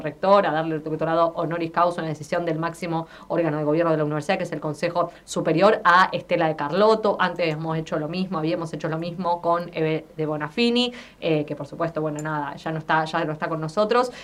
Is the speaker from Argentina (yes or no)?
yes; Argentina; soy argentina